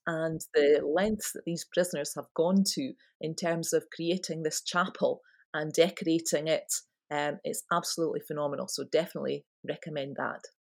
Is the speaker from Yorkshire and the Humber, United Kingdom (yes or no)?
no; Scotland, United Kingdom